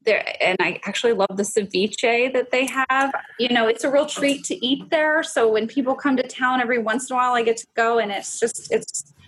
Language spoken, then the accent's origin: English; Pacific Northwest, United States; So my favorite, and I know it's because I'm a product of growing up in the Pacific Northwest, but it is the salmon.